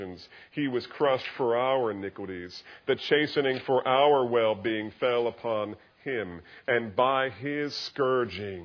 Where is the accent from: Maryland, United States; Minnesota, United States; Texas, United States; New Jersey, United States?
New Jersey, United States; I grew up in New Jersey